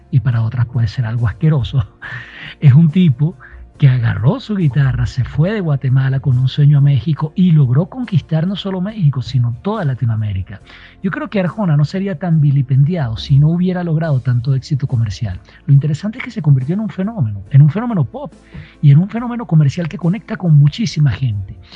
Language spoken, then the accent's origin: Spanish; Maracay, Aragua, Venezuela; now in Quito, Ecuador; Soy de Venezuela, nacido en Maracay. Actualmente estoy viviendo en Quito, Ecuador.